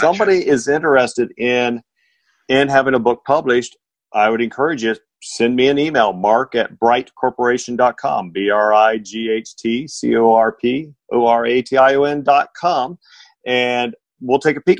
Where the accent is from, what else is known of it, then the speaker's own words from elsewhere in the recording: Indiana, United States; moved away; I'm originally from Indiana.